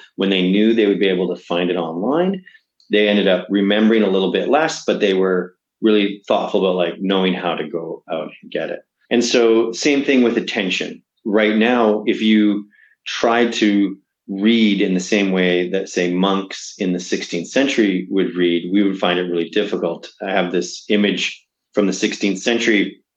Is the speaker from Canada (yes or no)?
yes; Canada; I am Canadian